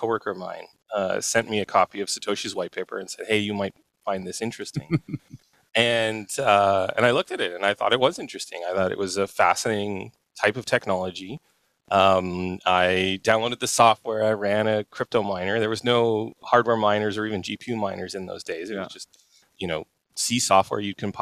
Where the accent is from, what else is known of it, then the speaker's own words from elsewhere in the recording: Canada; I grew up in Canada